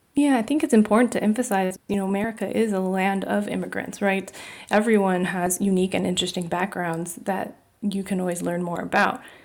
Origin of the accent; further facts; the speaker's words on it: California, United States; My parents are both from Taiwan. I was born in California